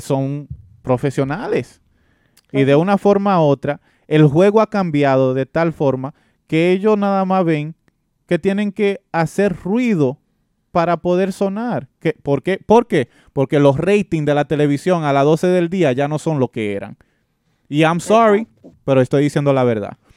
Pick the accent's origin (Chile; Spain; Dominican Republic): Dominican Republic; Yo soy nacido y criado en la República Dominicana